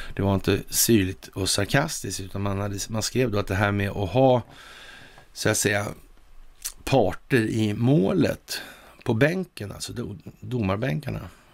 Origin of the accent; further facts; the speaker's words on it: Sweden; vi som svenskar